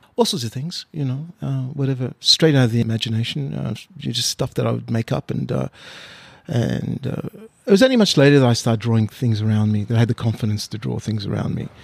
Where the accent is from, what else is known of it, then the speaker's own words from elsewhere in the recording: Australia; also born or lived in Mauritius; now in Sydney, Australia; I was born in Mauritius. Uh, I uh, came to Australia in 1971 when I was six years old